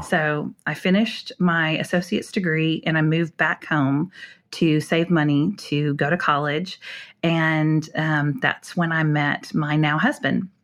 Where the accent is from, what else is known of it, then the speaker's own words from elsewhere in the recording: North Dakota, United States; also born or lived in Minnesota; now in Houston, United States; moved to North Dakota to a small rural farming town in the seventies